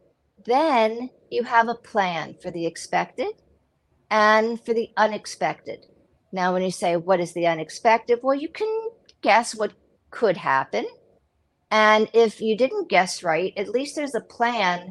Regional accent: United States; now in Israel; I'm from the United States

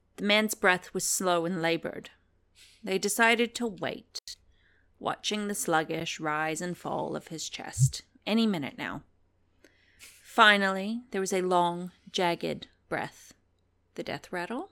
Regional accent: United States; accent: American; moved away; my accent's American

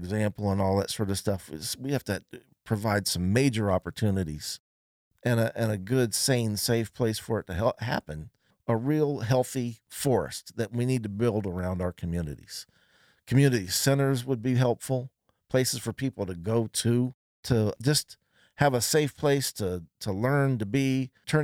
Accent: Columbus, Ohio, United States; When I grew up here in Columbus in the summertime

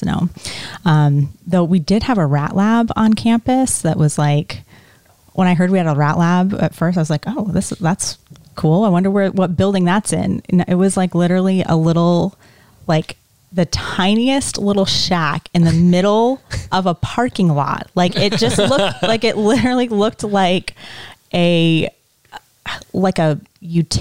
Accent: Essex Junction, Vermont, United States; also born or lived in Detroit, Michigan / West Palm Beach, Florida; I grew up in Essex Junction, Vermont

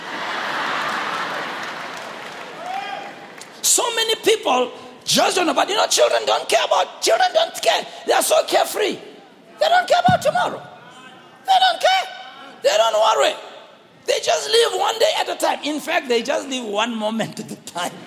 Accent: Soweto, Gauteng, South Africa; we grew up in Soweto here in small yards

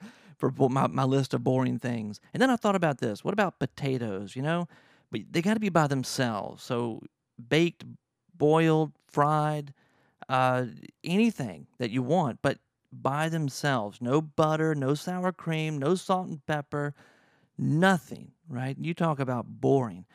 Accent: Louisiana, United States; I'm from Louisiana.

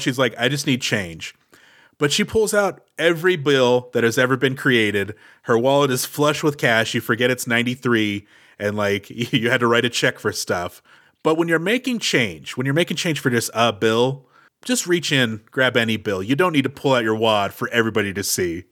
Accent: Texas, United States; I'm from Texas

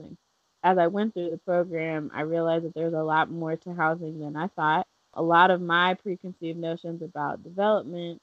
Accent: Charlotte, North Carolina, United States; I grew up in Charlotte, so I did not grow up in a place that had farms

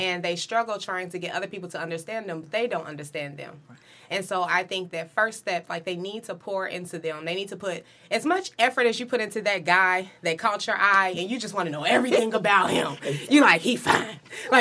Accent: Dayton, Ohio, United States; now in Columbus, United States; I'm originally from the Dayton, Ohio area

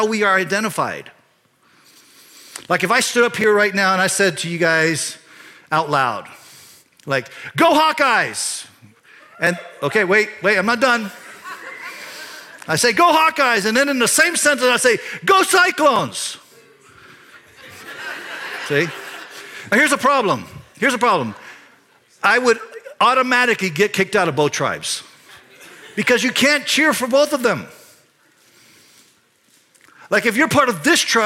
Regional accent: Panama Canal Zone, Panama; I was born in the Panama Canal Zone, when it was the Panama Canal Zone

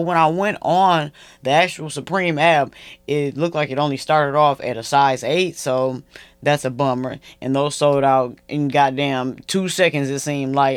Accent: Flint, Michigan, United States; moved away; all my hometown brands, Flint, Michigan

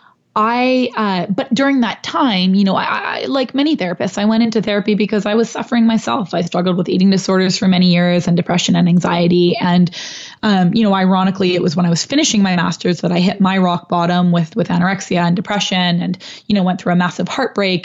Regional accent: Canada; moved away as an adult; now in New York, United States; I'm Canadian

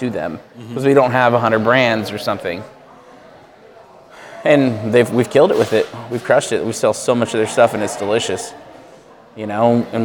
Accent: Southern California, United States; moved away as an adult; now in Knoxville, United States; Born and raised in SoCal. Moved here when I was 23

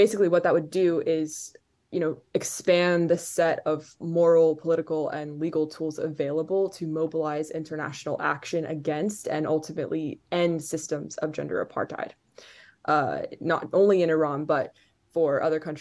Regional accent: Qatar; I grew up in Qatar

